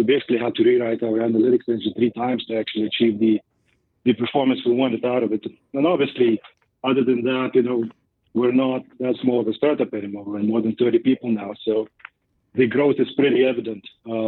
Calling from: Boulder, Colorado, United States; I'm joining you from Boulder, Colorado.

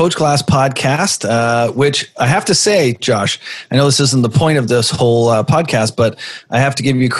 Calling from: Vancouver, British Columbia, Canada; Vancouver, British Columbia.

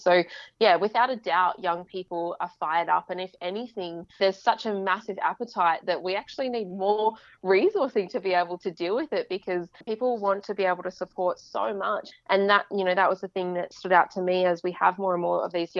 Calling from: Preston, Victoria, Australia; I'm a Bundjalung and South Sea Islander woman, and I am calling in from Wurundjeri country in Preston on the lands of the Kulin Nation.

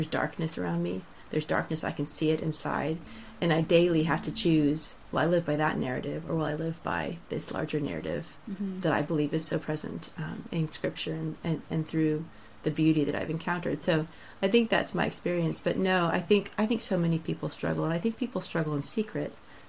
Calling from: South East England, United Kingdom; I am coming in from a little town on the south coast of England, so it's a blustery day. I'm not too far from Brighton, if you know where that is.

